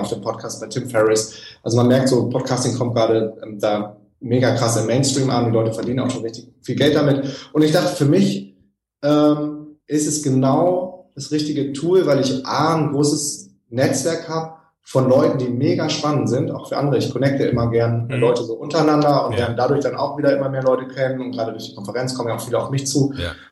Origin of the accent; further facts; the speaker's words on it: Germany; als Deutsche